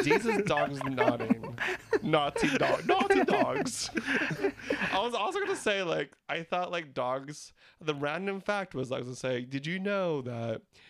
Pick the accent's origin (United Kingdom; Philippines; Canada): Philippines; And yes, I got pulled over for being Filipino.